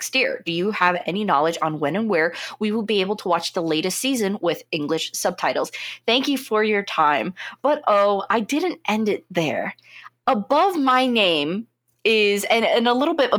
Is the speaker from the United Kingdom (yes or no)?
no; United States; as an American